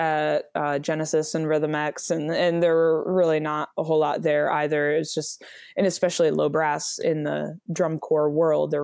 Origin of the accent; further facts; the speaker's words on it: Michigan, United States; So I grew up in Michigan.